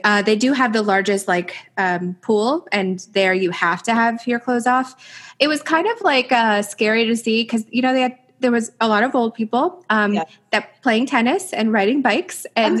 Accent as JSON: {"language": "English", "town": "Land O' Lakes", "region": "Florida", "country": "United States", "tie": "born or raised there", "said": "So I'm from Lando Lakes, is where I went to high school."}